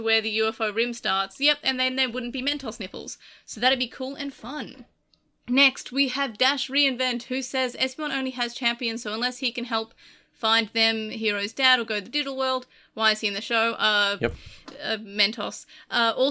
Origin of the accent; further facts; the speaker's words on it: Australia; I'm Australian